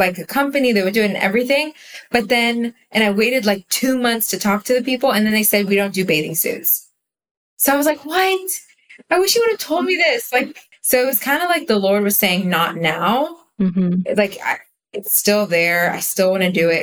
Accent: Israel; I was born in Israel, grew up in Israel, but my English is really good because my parents spoke English at home.

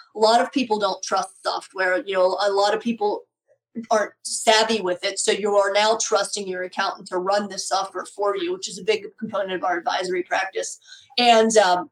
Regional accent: Pittsburgh, Pennsylvania, United States; my hometown of Pittsburgh, Pennsylvania

